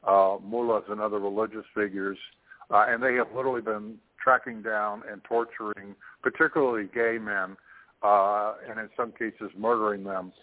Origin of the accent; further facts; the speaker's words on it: Toronto, Ontario, Canada; also born or lived in Russia; my homeland of Canada, to my hometown of Toronto